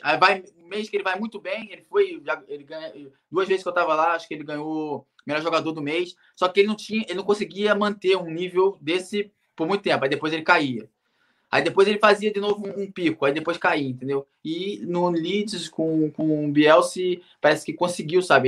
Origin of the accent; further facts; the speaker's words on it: Rio de Janeiro, Brazil; moved away as an adult; also born or lived in Manchester, England / Cardiff, Wales; eu sou do Rio de Janeiro